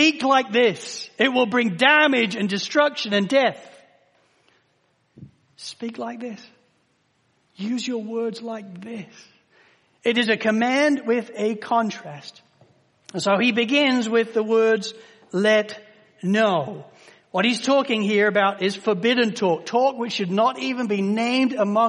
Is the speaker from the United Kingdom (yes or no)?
yes; Spalding, East Midlands, United Kingdom; moved away; growing up in Spalding in Lincolnshire in the United Kingdom